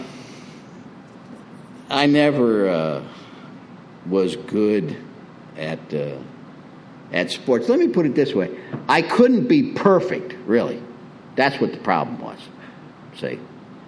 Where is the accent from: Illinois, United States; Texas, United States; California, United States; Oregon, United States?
Illinois, United States; Springfield; moved away as an adult; also born or lived in Miami, Florida / Pompano Beach, Florida; now in Prescott, United States; I was born in 1952 in Springfield, Illinois, and alongside the cornfields, and in the 50s as a kid